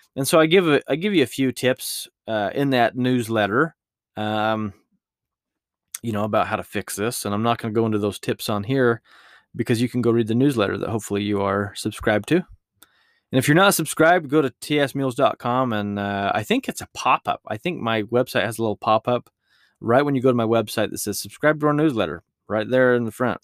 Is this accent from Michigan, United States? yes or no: no; Utah, United States; my home state of Utah